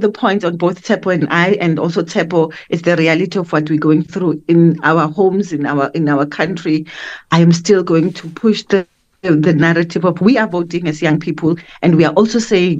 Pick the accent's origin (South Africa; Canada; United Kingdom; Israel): South Africa; as a South African